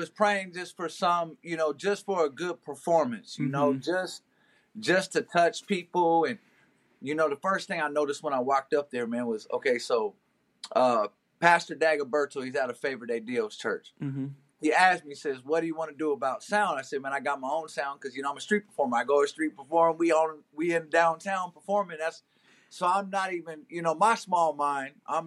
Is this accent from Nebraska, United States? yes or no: yes; Omaha, Nebraska, United States; I'm from Omaha, Nebraska